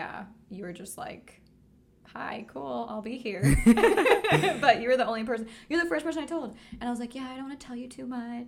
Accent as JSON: {"language": "English", "town": "San Diego", "region": "California", "country": "United States", "moved": "as an adult", "lives_now": "Amsterdam, Netherlands", "said": "We're from San Diego."}